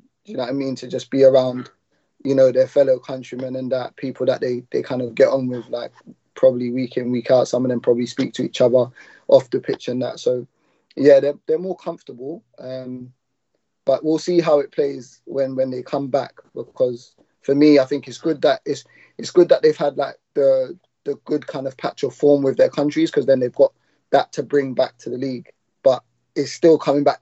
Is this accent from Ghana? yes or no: yes; Ghana; I'm from Ghana as well